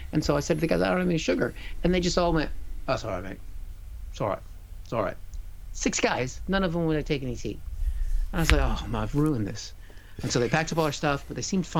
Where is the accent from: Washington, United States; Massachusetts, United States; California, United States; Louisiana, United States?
Washington, United States; Seattle; moved away as an adult; now in United Kingdom; I'm from Seattle